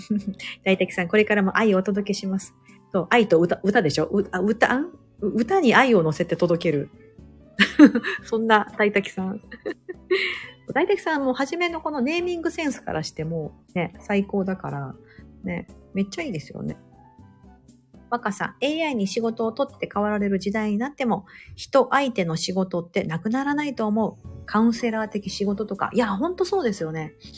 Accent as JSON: {"language": "Japanese", "region": "Osaka", "country": "Japan", "tie": "born or raised there", "said": "私、大阪出身だからそう。"}